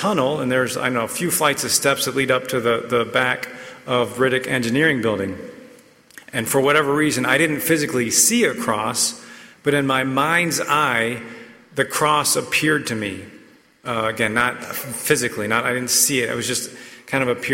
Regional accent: Raleigh, North Carolina, United States; I grew up in Raleigh, an NC State fan

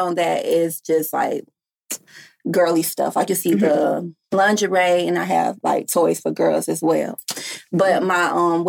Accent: Greenville, United States; I'm from Greenville.

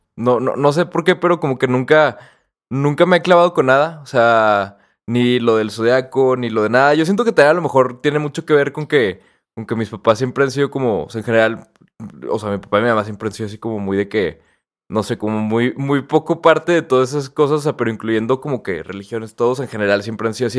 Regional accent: Mexico

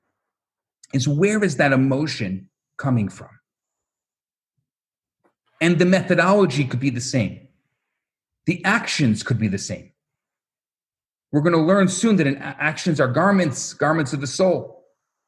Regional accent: Chicago, Illinois, United States; I come from Chicago

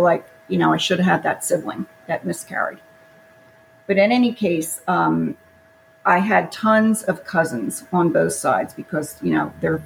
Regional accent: Philadelphia, Pennsylvania, United States; I was born in Philadelphia, Pennsylvania in 1950

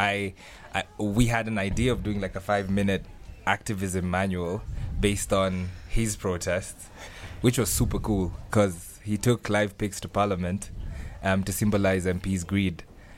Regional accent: Kenya; from Kenya

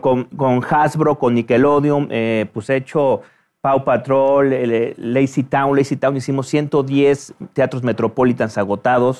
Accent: Mexico City, Mexico; terminé la preparatoria en el Centro Universitario México

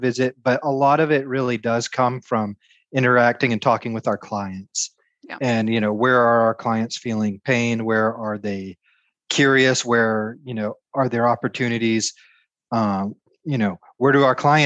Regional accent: Georgia, United States; I'm from Georgia, so I'm used to hot, humid temperatures and lots of pine

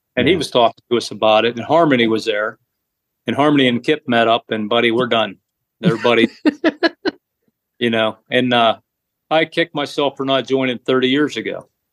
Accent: New Castle, Pennsylvania, United States; I am from Newcastle, Pennsylvania.

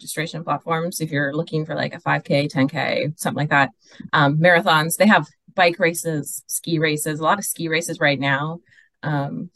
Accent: Wisconsin, United States; now in Southern California, United States; I grew up in Wisconsin, so I used to cross country ski a lot

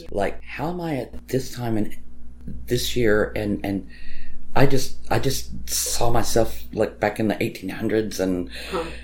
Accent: Ireland; I am Irish, so I do have a line of Celtic traditions

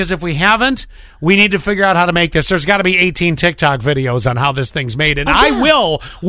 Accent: New York, United States; moved away as an adult; this is my home state, although I've lived in other states throughout my career

